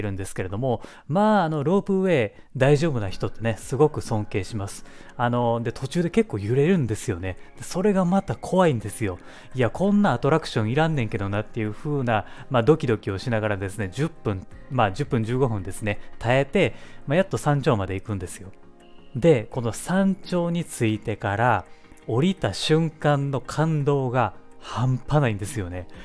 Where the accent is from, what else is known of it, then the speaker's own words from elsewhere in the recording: Kansai, Japan; 僕ね地元が関西なんですけれども、